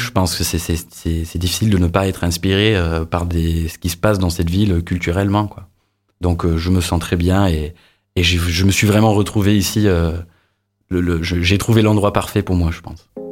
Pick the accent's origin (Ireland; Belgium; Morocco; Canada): Ireland; French is a second language; moved away as an adult; also born or lived in England; now in Montpellier, France; je suis né en Angleterre, j'ai grandi en Irlande